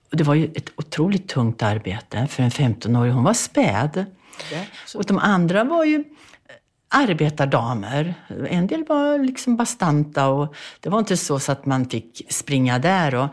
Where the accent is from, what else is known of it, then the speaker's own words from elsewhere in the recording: Bergslagen, Sweden; born there; jag föddes i Bergslagen på en bondgård 1942.